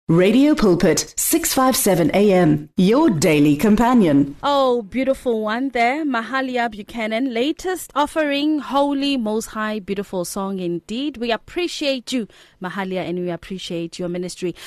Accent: Limpopo, South Africa; I'm originally from Kwalimpopo

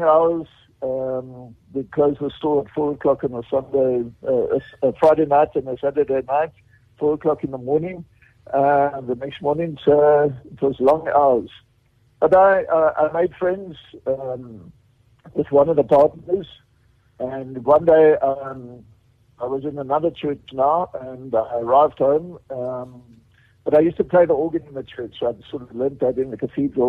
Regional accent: Cape Town, Western Cape, South Africa; also born or lived in Johannesburg / Alberton; I grew up in Cape Town

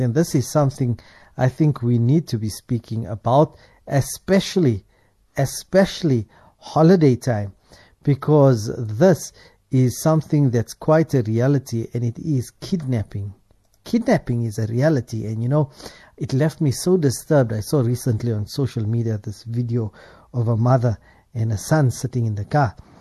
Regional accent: South Africa; for us as South Africans

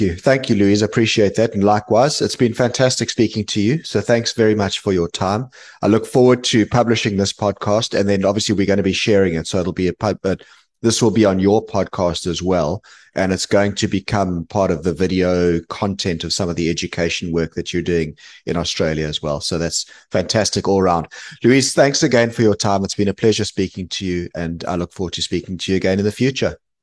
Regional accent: South Africa; now in London, United Kingdom; I'm South African originally, I still am, but I live in the U K, based in, in London now

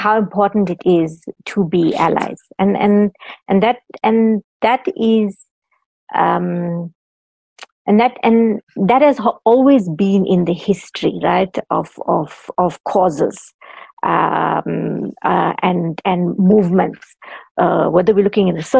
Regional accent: South Africa; I'm South African.

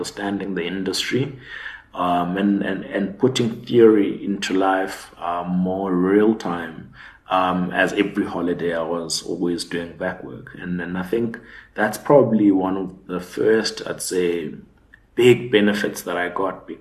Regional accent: Butterworth, Eastern Cape, South Africa; also born or lived in Johannesburg / Grahamstown; But after that, we moved back to the Eastern Cape. So I was raised in Butterworth.

